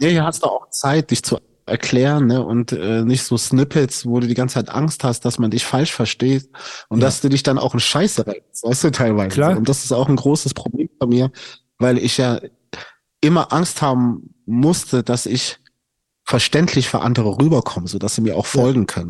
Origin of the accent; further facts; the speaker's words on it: Stuttgart, Baden-Württemberg, Germany; ich komme aus Stuttgart